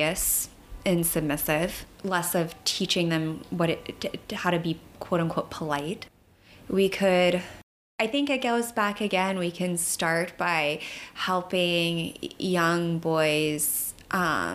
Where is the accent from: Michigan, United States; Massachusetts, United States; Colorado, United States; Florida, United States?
Florida, United States; moved away as an adult; now in New York, United States; I'm a fairly new resident to New York. I'm from Florida, and I did some DV work down there.